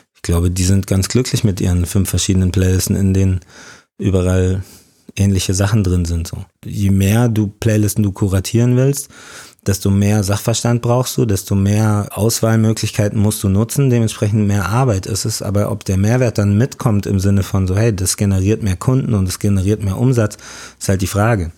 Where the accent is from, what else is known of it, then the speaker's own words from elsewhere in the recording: Munich, Bavaria, Germany; ich bin in München geboren, aufgewachsen